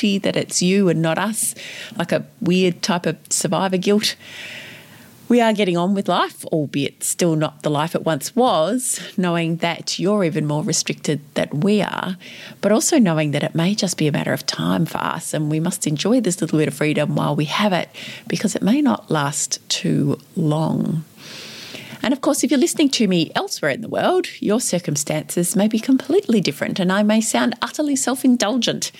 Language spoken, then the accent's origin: English; Victoria, Australia; here in my home state of Victoria